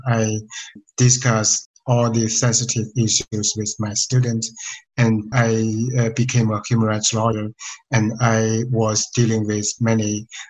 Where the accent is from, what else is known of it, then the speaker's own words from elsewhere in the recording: Jilin, China; moved away as an adult; also born or lived in Beijing; now in Princeton, United States; I was born in Poor Village in Jilin Province, northeast China.